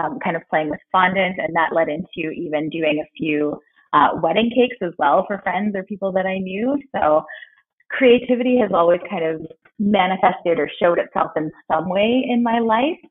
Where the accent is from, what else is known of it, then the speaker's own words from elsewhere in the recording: Vancouver, British Columbia, Canada; I was born here in Vancouver and kind of raised in the Lower Mainland, so I've spent most of my life here.